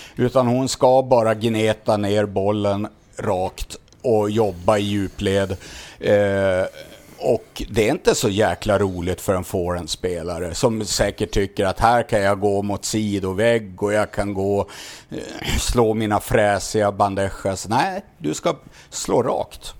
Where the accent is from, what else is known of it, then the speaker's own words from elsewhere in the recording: Sweden; oss svenskar